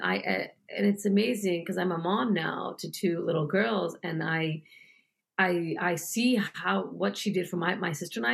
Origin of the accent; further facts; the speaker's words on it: United States; also born or lived in New York; I was born in the United States, but I wanted him to know that I'm very proud to be an Indian woman living in the United States